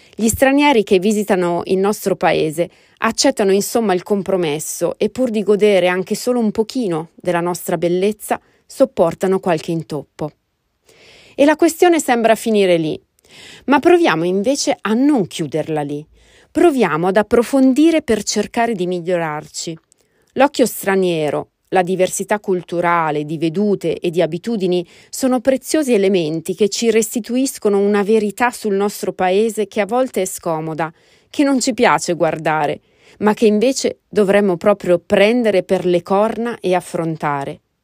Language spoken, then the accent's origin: Italian; Italy; moved away as an adult; now in United States; il mio paese d'origine